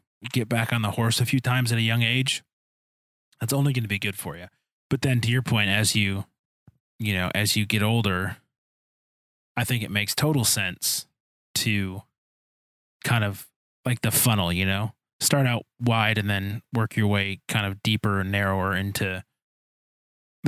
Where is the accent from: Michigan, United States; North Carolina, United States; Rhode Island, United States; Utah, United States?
Michigan, United States; Detroit; I grew up in Detroit